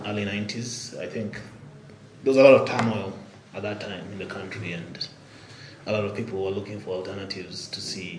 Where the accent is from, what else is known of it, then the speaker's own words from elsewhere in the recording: Nairobi, Kenya; moved away as an adult; also born or lived in Albuquerque, New Mexico, United States; Born and raised here in Nairobi.